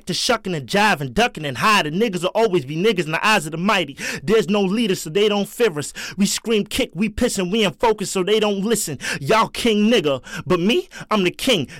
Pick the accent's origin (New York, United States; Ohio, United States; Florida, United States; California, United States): New York, United States; New York City; I'm from the South Bronx